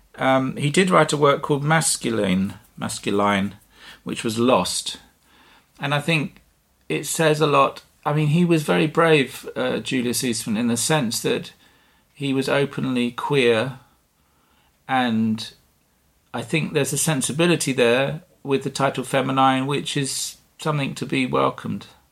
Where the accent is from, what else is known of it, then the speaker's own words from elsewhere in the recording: Dover, South East England, United Kingdom; moved away; also born or lived in Dartmoor, Devon / Norfolk / London / Vilnius, Lithuania; I was born in Dartmoor in Devon, and at a very young age, I moved to Dover in Kent, and I grew up on the cliffs, the White Cliffs, above the town